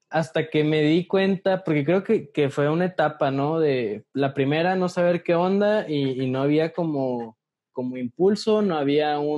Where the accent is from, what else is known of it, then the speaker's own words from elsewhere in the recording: interior of the Republic, Mexico; si venimos del interior de la República decimos México para referirnos a la Ciudad